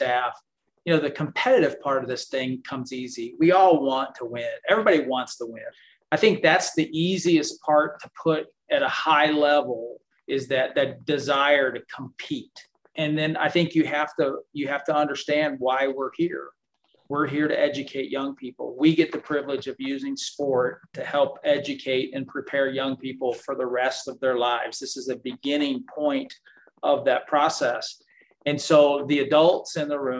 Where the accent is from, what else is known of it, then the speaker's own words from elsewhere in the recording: St. Louis, Missouri, United States; I'm from St. Louis